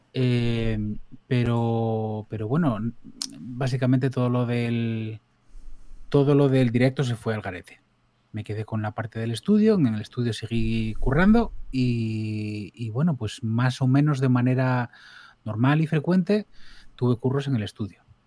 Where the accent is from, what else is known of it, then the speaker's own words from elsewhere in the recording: Blimea, Asturias, Spain; yo vengo de un pueblo de la cuenca del Nalón, en más o menos el centro de Asturias, la cuenca buena.